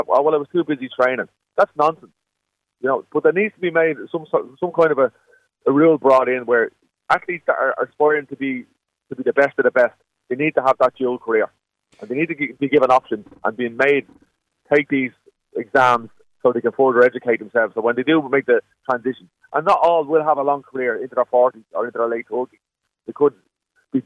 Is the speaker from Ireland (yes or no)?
yes; Dublin, Leinster, Ireland; we grew up in Neilstown.